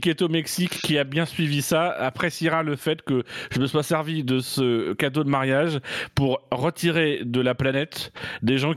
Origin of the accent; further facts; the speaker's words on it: Normandy, France; Ça tombe bien, je suis normand.